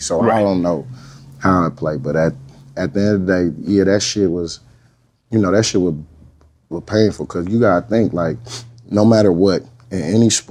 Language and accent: English; Oakland, California, United States; I'm from Oakland, California.